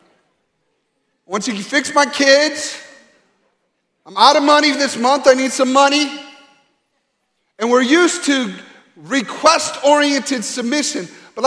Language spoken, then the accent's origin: English; Grand Rapids, Michigan, United States; moved away; my hometown in Grand Rapids, Michigan